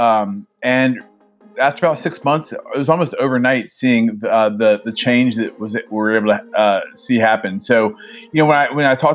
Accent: Atlanta, Georgia, United States; moved away as an adult; now in Virginia, United States; I grew up in Atlanta from a great family

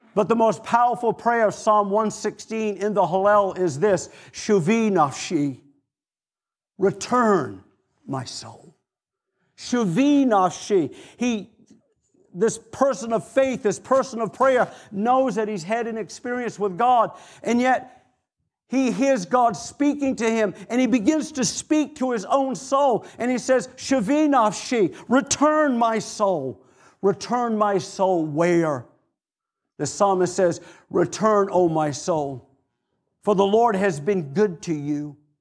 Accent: Maine, United States; moved away; also born or lived in Atlanta / Florida; I'm from Maine

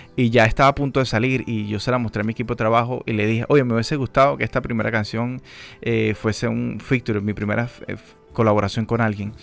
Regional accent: Venezuela; now in Dominican Republic; yo crecí en Venezuela

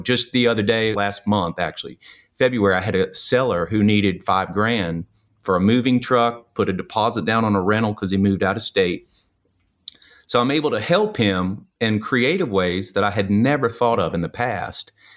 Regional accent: New Orleans, Louisiana, United States; moved away; I'm originally from New Orleans

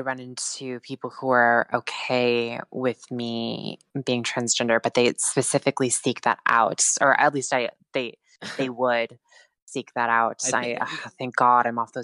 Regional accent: Montana, United States; moved away as an adult; also born or lived in Fort Collins, Colorado; now in Oregon, United States; I now live in Oregon, but I'm originally from Montana.

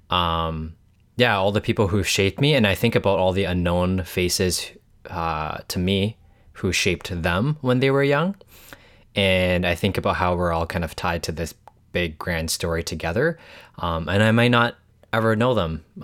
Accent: Hong Kong; born there; also born or lived in Canada; I was born in Hong Kong, but I've moved back and forth between Hong Kong and Canada uh, a couple of times.

